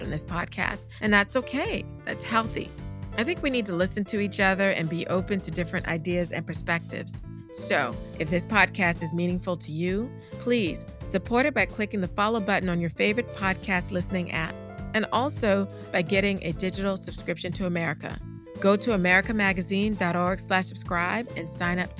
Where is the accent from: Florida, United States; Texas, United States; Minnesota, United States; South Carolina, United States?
South Carolina, United States; Charleston; the historic Mother Emmanuel AME Church in my hometown of Charleston, South Carolina